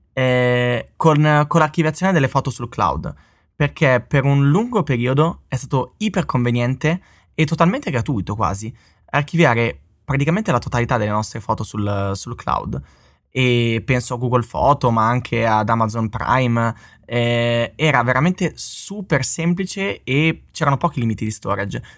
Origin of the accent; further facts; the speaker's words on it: Bologna, Emilia-Romagna, Italy; di Bologna come me